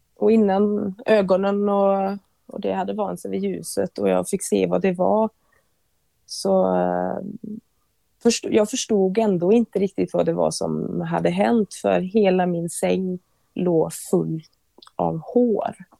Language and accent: Swedish; Bovallstrand, Västra Götaland, Sweden; jag är uppvuxen på västkusten, Bohuslän, eh, i ett litet eh, fiskesamhälle som heter Bovastrand.